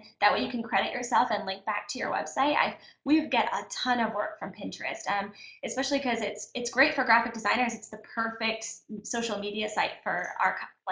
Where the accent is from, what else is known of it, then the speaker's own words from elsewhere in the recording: Kentucky, United States; now in Orange County, United States; when we were growing up in Kentucky